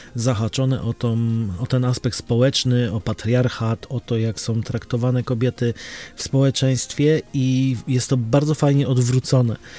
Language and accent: Polish; Łódź, Łódź Voivodeship, Poland; u nas w Łodzi